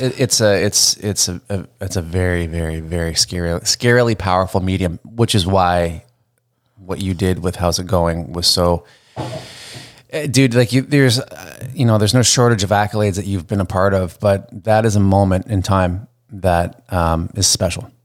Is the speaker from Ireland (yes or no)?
no; Canada; a Canadian musician coming up